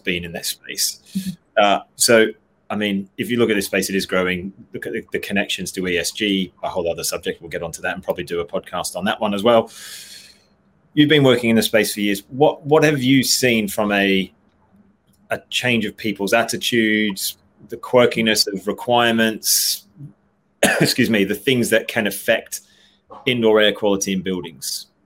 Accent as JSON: {"language": "English", "country": "Australia", "moved": "yes", "lives_now": "England, United Kingdom", "said": "I'm an Aussie"}